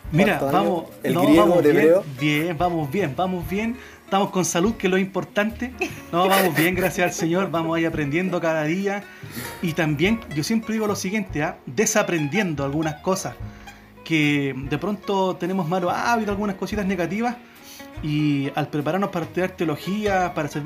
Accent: Santiago, Santiago Metropolitan, Chile; now in Chillán, Chile; nosotros somos matrimonio eh, venimos desde Santiago, desde Santiago nosotros venimos y estamos acá en Chillán hace poco más de tres años.

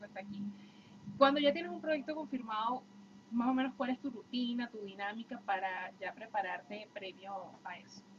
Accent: Venezuela

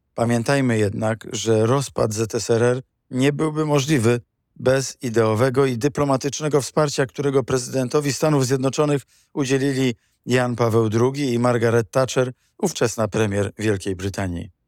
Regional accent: Poland; My, Polacy

